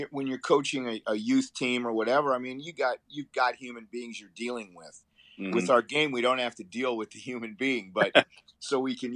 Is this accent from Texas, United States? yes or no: no; Appleton, Wisconsin, United States; now in Fort Myers, United States; I grew up in Appleton, Wisconsin, just south of Green Bay